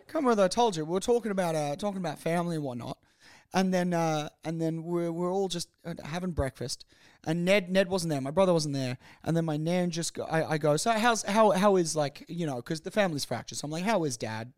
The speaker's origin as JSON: {"language": "English", "country": "Australia", "said": "I'm Australian"}